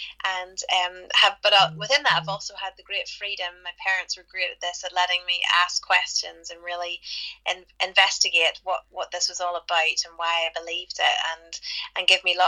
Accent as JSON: {"language": "English", "town": "Belfast", "region": "Northern Ireland", "country": "United Kingdom", "moved": "as an adult", "lives_now": "Nashville, United States", "said": "Yeah, well, Keith and I are from Belfast, Northern Ireland, but yeah, we've been living in Nashville, Tennessee, in America for the last nearly 15 years."}